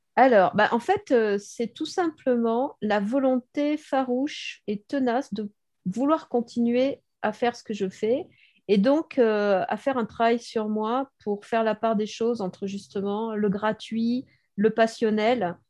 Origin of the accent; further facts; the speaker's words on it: Bordeaux, Nouvelle-Aquitaine, France; Je suis née à Bordeaux et j'ai jamais décollé de Bordeaux. Donc ça fait 60 ans que je vis à Bordeaux.